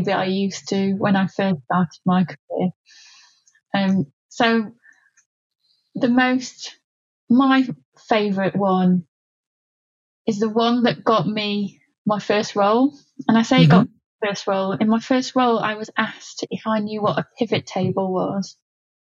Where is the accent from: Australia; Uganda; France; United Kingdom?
United Kingdom; Yorkshire and the Humber; I'm a Yorkshire girl